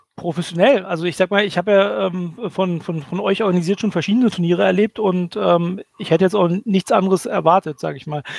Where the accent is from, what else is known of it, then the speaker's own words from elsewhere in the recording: Berlin, Germany; Also ich komme aus Berlin